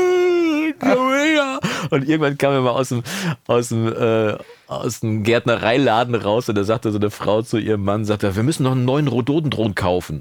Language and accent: German; Münster, North Rhine-Westphalia, Germany; bei uns in Münster